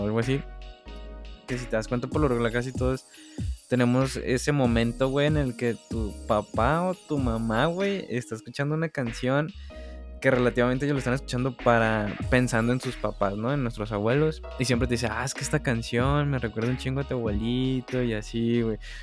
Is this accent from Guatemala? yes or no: no; Mexico